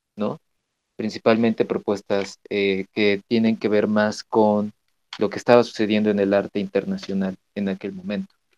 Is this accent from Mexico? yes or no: yes; Mexico; como mexicanos tenemos que conocer nuestro arte